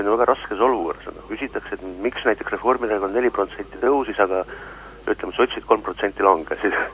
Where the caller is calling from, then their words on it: Tallinn, Harju County, Estonia; Tallinnast ja küsin.